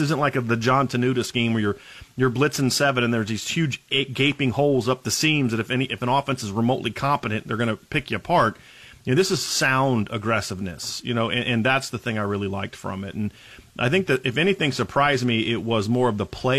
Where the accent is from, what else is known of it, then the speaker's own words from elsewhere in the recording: Ohio, United States; I grew up in Ohio.